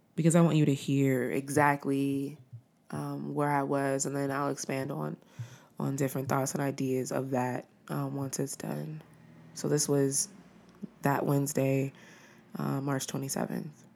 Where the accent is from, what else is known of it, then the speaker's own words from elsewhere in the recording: Los Angeles, California, United States; being from Los Angeles